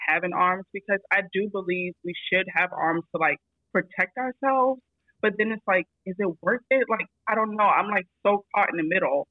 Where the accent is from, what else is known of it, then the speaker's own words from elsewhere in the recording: Florida, United States; moved away as an adult; now in Las Vegas, United States; we're both educators, Florida natives, born and raised